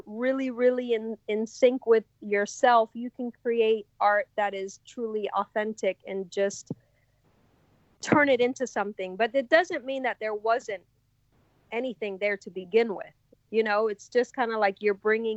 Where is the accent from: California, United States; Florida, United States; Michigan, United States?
Florida, United States; Miami; now in Rabun Gap, Georgia, United States; I grew up in Miami where there's certain areas like the Wynwood Art District